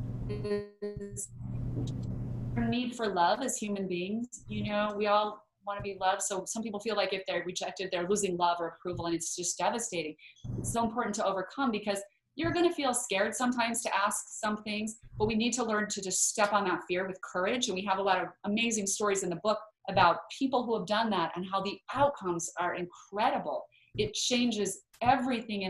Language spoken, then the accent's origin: English; Idaho, United States; we grew up in Idaho where there are lots and lots of potatoes, but no mangoes